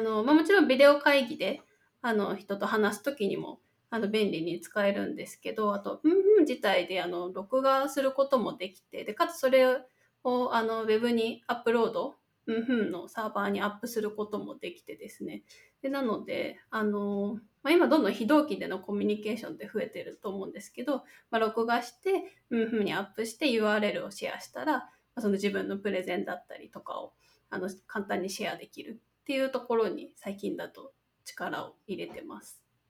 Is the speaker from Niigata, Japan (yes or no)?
yes; Niigata, Japan; moved away; 出身は新潟県ですね地元は